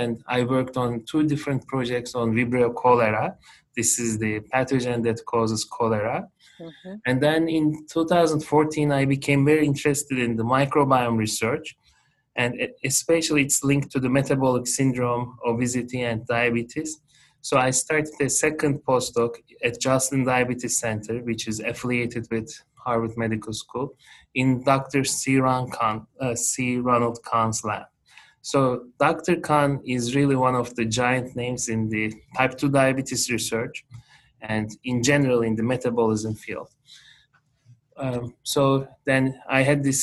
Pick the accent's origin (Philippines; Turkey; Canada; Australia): Turkey; moved away as an adult; also born or lived in Italy; now in Boston, United States; I am originally from Turkey